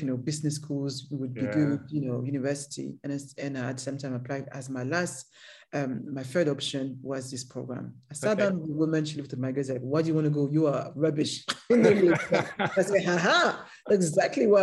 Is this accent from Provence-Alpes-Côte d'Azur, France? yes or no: no; Paris, Île-de-France, France; English is a second language; moved away; there's a ghetto in Paris, and that's where I grew up